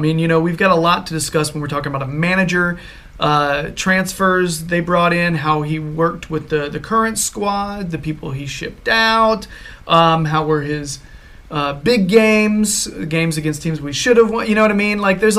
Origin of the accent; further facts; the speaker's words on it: United States; being an American, that's how I learned it